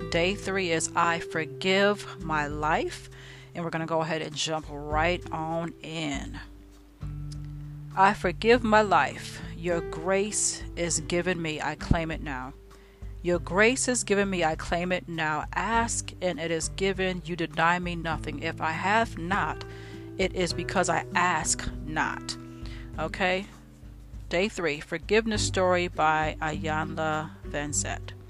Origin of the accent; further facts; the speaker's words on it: New York City, New York, United States; moved away as an adult; I graduated from college when I was 33, left my hometown of New York, and moved to Pennsylvania to begin what I thought would be the rest of my life.